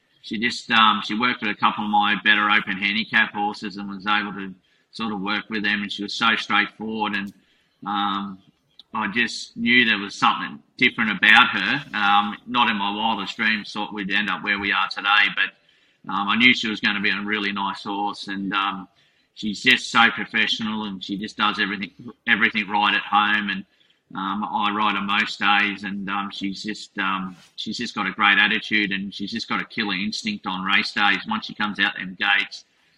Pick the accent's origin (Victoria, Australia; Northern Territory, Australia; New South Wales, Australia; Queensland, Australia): Queensland, Australia; Maroochydore; moved away as an adult; also born or lived in Canberra; my hometown of Maroochydore